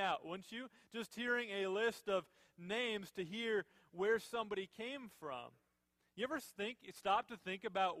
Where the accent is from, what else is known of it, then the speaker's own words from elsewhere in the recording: Minnesota, United States; I was born and raised in Minnesota.